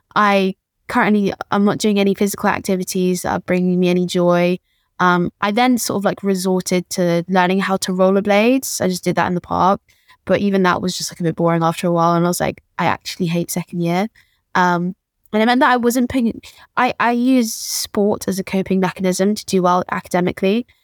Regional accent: London, United Kingdom; born and raised in Peckham

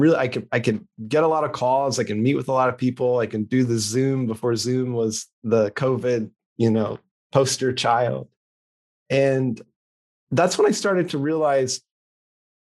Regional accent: West Tennessee, United States; moved away as an adult; also born or lived in Memphis, Tennessee; now in Portland, United States; I grew up in a tiny farming community, 4,000 people in West Tennessee

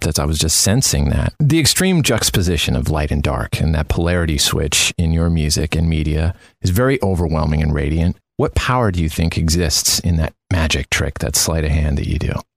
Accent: Canada; moved away as an adult; now in Los Angeles, United States; I'm from Canada originally, so I moved here in 2005

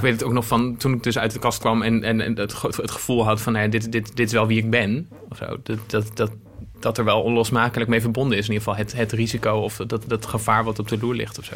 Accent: Apeldoorn, Gelderland, Netherlands; moved away as an adult; also born or lived in Zwolle; ik ben in Apeldoorn opgegroeid en ik ging in Zwolle studeren

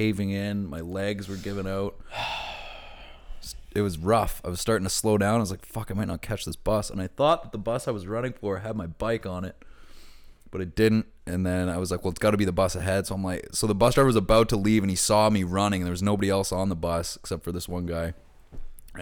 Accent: Bedford, Nova Scotia, Canada; moved away; I'm from Bedford

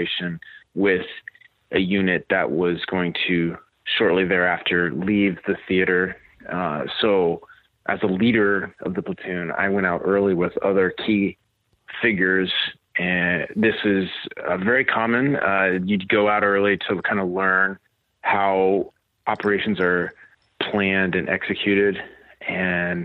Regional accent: Kansas, United States; I grew up in Kansas on a fifth-generation farm.

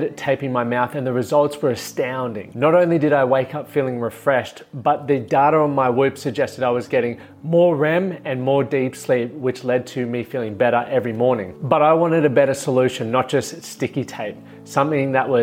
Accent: Toowoomba, Queensland, Australia; moved away; I spent some time at the High Flips Tavern, grew up around there

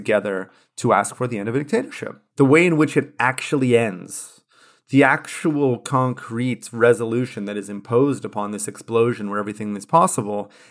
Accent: California, United States; California, my home state

